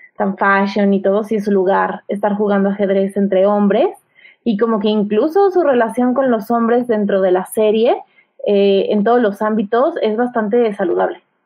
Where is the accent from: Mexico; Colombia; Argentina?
Mexico